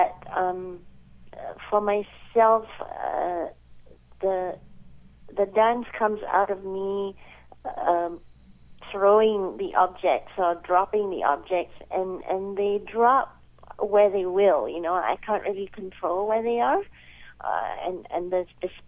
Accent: Malaysia; moved away; I come from Malaysia, so my early training was in children's theater

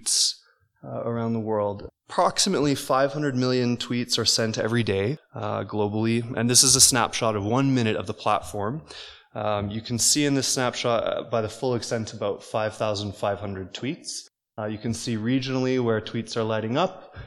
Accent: Winnipeg, Manitoba, Canada; I come from Winnipeg, where I grew up.

